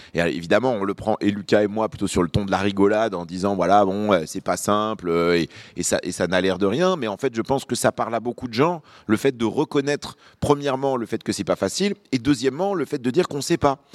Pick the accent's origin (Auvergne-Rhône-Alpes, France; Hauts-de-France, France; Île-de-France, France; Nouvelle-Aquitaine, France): Auvergne-Rhône-Alpes, France; Lyon; also born or lived in Beirut, Lebanon; Je suis né à Beyrouth, au Liban, et j'ai grandi à Lyon, dans le Rhône.